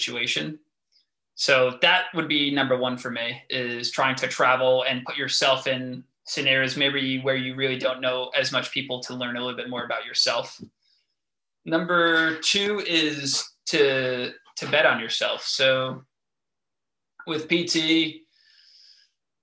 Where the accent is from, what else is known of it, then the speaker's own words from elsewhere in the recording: New York, United States; moved away as an adult; now in New Jersey, United States; I have been here for a year and a half, and I still tell my patients it's a conversation piece that I'm from New York